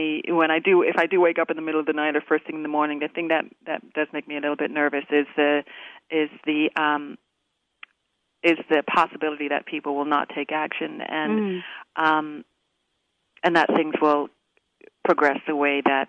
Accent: Canada; moved away as an adult; now in United States; I was born in Canada, and I've lived here in the U.S. for 20 years now

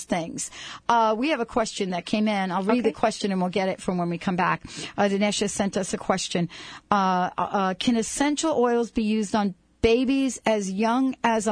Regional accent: East Coast, United States; moved away as an adult; where I grew up on the East Coast.

